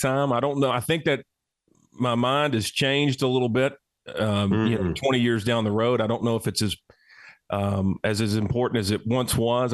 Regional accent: Cullman, Alabama, United States; Wallace State, a great community college here in my hometown.

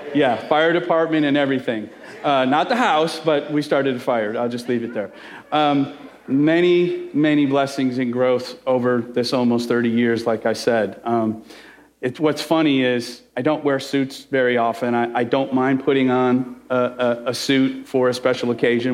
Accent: Chicago, Illinois, United States; I'm Italian, I'm from Chicago

